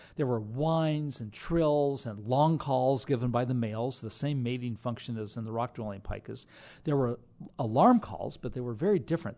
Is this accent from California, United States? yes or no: yes; Sierra Nevada mountains of California, United States; I grew up hiking in the Sierra Nevada mountains of California